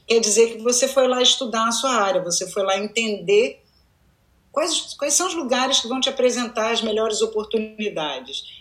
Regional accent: United States; eu era a única pessoa que tinha um sotaque, uhum. é, eu era a única pessoa que. É, que tinham outras histórias para contar além de ter crescido nos Estados Unidos.

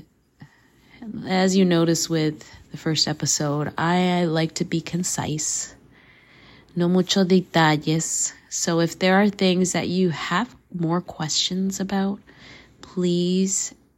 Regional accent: Canada; also born or lived in Costa Rica; So, nací Costa Rica, crecí in Canada

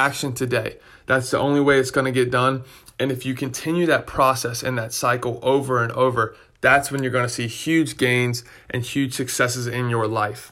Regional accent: Raleigh, North Carolina, United States; I grew up in Raleigh, and so the tournament's in my backyard.

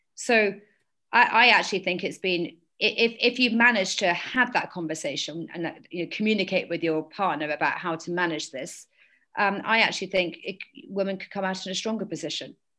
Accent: London, United Kingdom; I was born and brought up in London.

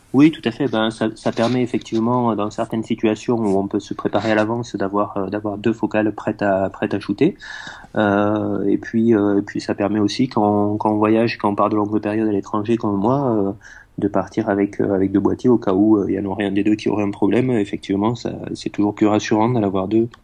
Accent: France; je suis né euh, dans les Pyrénées, dans un petit village un petit village des Pyrénées

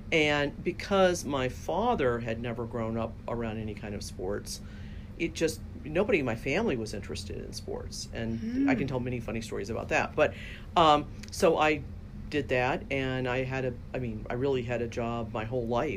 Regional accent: Fredericksburg, Virginia, United States; I grew up in Fredericksburg, Virginia, which is America's most historic city

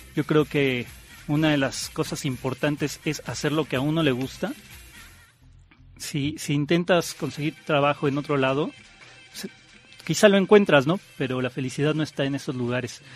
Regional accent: Mexico City, Mexico; yo nací en el DF y estudié justamente en esta escuela Anáhuac

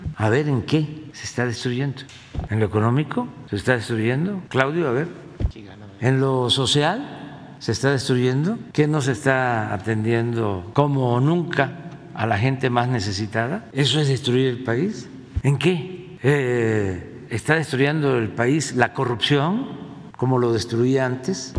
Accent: Tepetitán, Tabasco, Mexico; de la maestra Guadalupe Antonio allá en mi pueblo, en Tepeitán, que me daba sexto grado

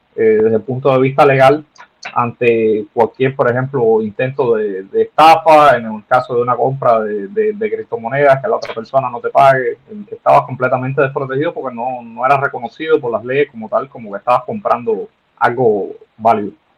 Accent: Cuba; nosotros los cubanos

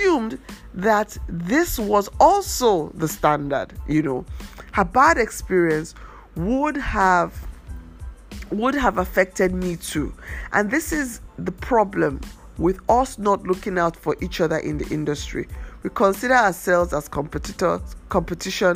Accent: Nigeria; as a Nigerian designer

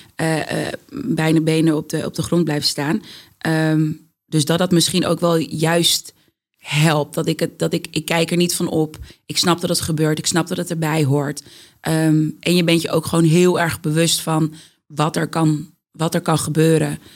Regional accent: Amsterdam, North Holland, Netherlands; Ik ben opgegroeid in de Bijlmer, Amsterdam Zuidoost.

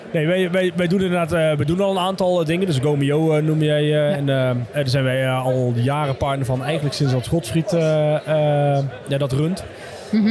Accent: Limburg, Netherlands; moved away; also born or lived in Amsterdam; als Limburger. Al, al, alhoewel ik 13 jaar in Amsterdam gewoond heb.

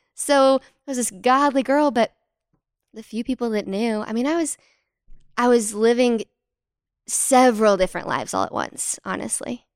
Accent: Fort Worth, Texas, United States; I'm from Fort Worth, Texas

